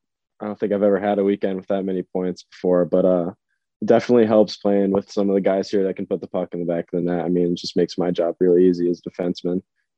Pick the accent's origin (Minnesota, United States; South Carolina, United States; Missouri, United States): Missouri, United States; St. Louis; I'm from St. Louis, born and raised there, played hockey there my entire life.